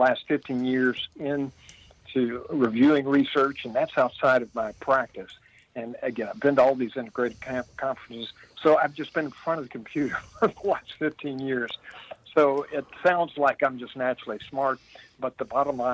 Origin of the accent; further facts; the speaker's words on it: Midway, Kentucky, United States; I live in the town I grew up in, believe it or not. I'm 66 years old, and I've been in Midway, Kentucky, Central Kentucky, horse country, for 66 years.